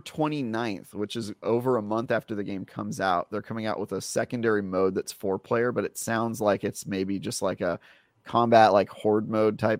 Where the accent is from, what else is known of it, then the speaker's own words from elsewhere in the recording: Oakland, California, United States; I grew up in Oakland